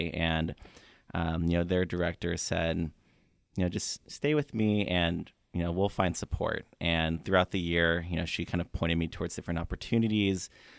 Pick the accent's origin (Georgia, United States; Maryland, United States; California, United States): California, United States; Escondido; moved away as an adult; also born or lived in Tucson, Arizona; growing up in Escondido